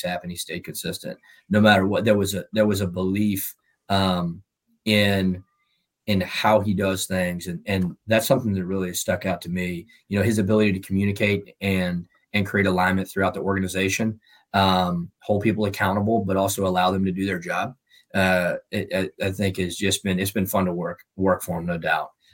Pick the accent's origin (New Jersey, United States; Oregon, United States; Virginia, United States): Virginia, United States; moved away as an adult; also born or lived in North Carolina / Louisiana; now in Baton Rouge, United States; I'm from Virginia